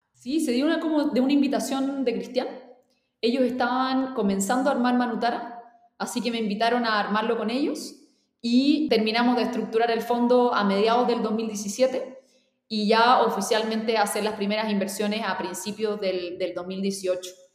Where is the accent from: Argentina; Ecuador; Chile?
Chile; para mí como chilena